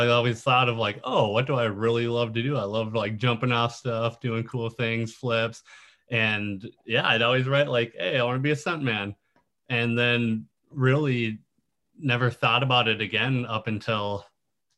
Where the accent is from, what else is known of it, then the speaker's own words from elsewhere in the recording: Lino Lakes, Minnesota, United States; moved away as an adult; now in Los Angeles, United States; in Minnesota, of course, born and raised, basically same exact house